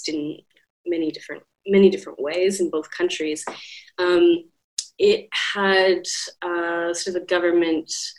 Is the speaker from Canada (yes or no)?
yes; Regina, Saskatchewan, Canada; moved away as an adult; now in Melbourne, Australia; I grew up in Saskatchewan. So yes. In Regina